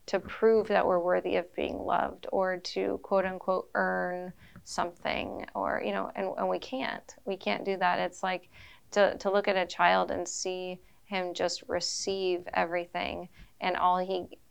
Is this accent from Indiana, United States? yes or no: no; Wichita, Kansas, United States; we're from the Diocese of Wichita